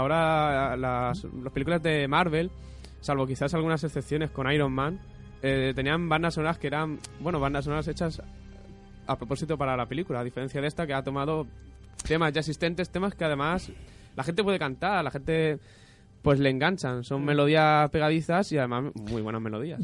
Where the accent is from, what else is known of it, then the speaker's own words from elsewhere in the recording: Spain; somos de aquí de España